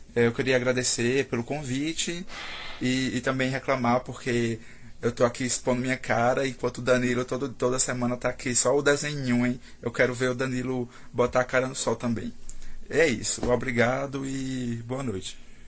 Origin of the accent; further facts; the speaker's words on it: Campina Grande, Paraíba, Brazil; sou de Campina Paraíba, que alguns devem conhecer como a terra da Juliette